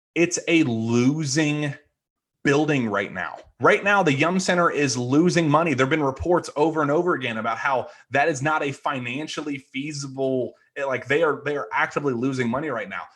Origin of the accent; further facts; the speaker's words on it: Louisville, Kentucky, United States; I grew up in Louisville